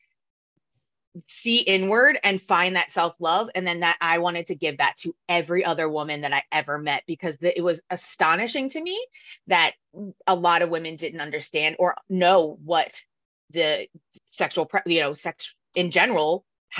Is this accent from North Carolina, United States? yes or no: no; New Jersey, United States; moved away as an adult; now in San Diego, United States; I'm originally from South Jersey